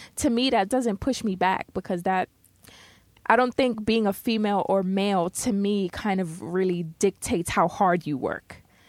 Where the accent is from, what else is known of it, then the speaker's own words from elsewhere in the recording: New York City, New York, United States; You know, I'm from the Bronx.